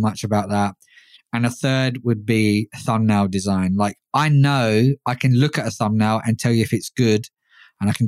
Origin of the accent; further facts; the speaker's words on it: London, United Kingdom; London, my hometown